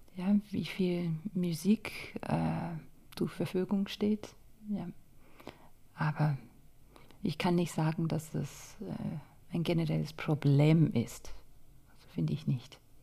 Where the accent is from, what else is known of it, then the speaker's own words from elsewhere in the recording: Scotland, United Kingdom; German is a second language; moved away as an adult; also born or lived in London / Stuttgart / Paris; now in Germany; in Schottland, wo ich aufgewachsen bin